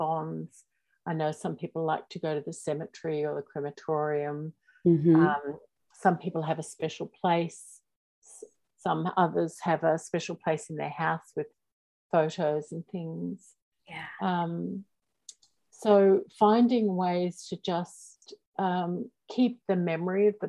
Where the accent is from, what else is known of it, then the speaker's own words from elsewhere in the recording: Australia; accent: Australian; I'm in Australia, if you can't already tell by my accent